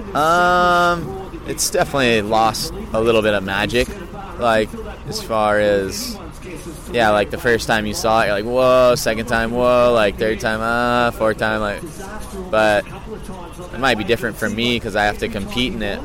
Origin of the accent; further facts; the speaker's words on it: Hawaii, United States; growing up in Hawaii